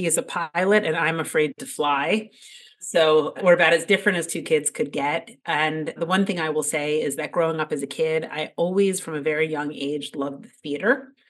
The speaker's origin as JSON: {"language": "English", "town": "Ardsley", "region": "New York", "country": "United States", "tie": "born or raised there", "said": "I grew up in a suburb outside of New York City. It's called Ardsley, New York, in Westchester, small town."}